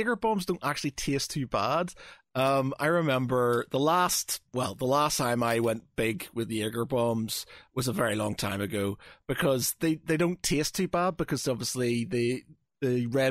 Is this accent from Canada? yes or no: no; Ireland; I'm an Irishman